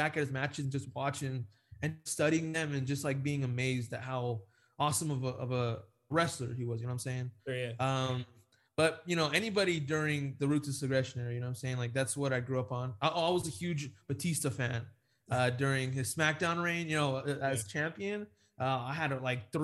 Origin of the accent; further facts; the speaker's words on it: Chula Vista, California, United States; I'm from San Diego, so 619. Born in Chula Vista, where he's from.